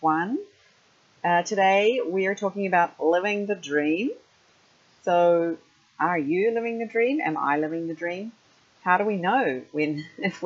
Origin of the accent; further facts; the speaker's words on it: New Zealand; moved away as an adult; also born or lived in Japan; go back to New Zealand